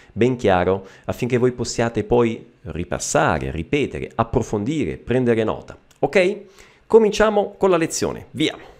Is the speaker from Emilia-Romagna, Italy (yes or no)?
no; Messina, Sicily, Italy; anch'io sono eh, siciliano, io sono di Messina